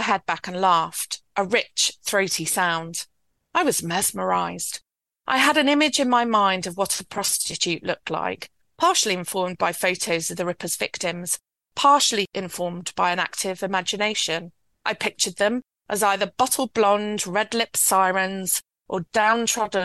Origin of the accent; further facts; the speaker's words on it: Yorkshire and the Humber, United Kingdom; I was born and raised in West Yorkshire and grew up in an environment very like the environment in the book.